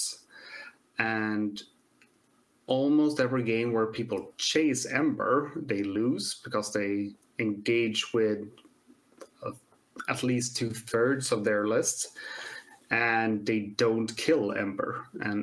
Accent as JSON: {"language": "English", "country": "Sweden"}